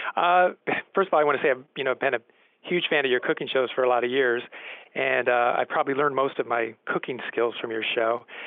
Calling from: Chevy Chase, Maryland, United States; I'm calling from Chevy Chase, Maryland.

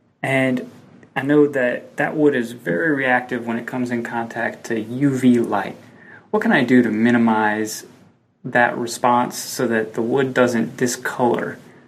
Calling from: Georgia, United States; I'm calling from Georgia.

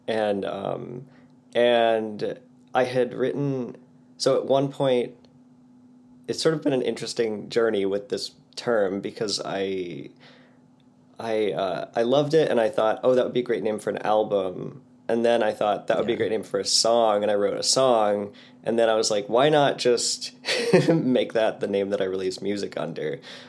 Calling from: Portland, United States; I'm in Portland, up in the bedroom, because it's the quietest place in the house with birds in the house.

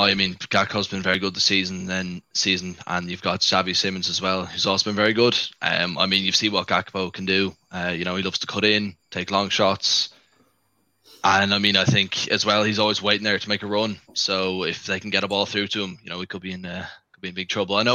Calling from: Dublin, Leinster, Ireland; Uh, Dublin, Ireland. So not too far away.

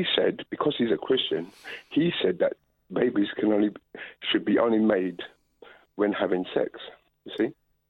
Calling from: London, United Kingdom; I'm calling from London.

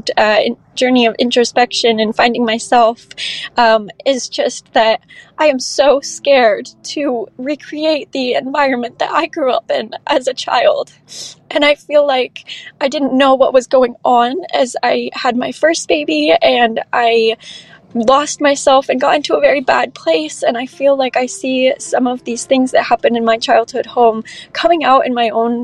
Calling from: Arizona, United States; I'm 23 and I'm calling from Arizona.

